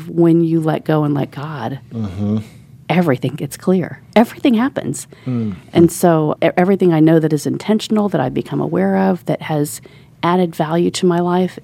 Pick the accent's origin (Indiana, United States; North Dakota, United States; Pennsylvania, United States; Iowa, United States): Indiana, United States; Indianapolis; also born or lived in Orlando, Florida; our family had a property here on Shelby Street. So you know where University of Indianapolis is